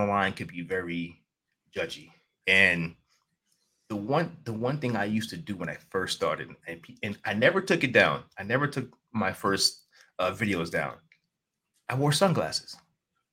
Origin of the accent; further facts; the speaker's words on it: New York City, New York, United States; I'm from New York City.